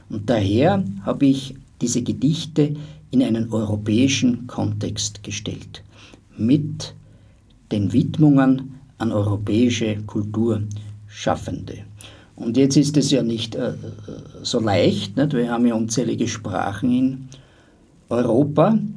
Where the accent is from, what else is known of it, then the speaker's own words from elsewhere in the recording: Styria, Austria; Ich habe mich persönlich nie immer so als Österreicher besonders gesehen, schon, ja, also man ist schon Österreicher oder als Steirer oder was auch immer oder als Grazer, als Brucker, was du willst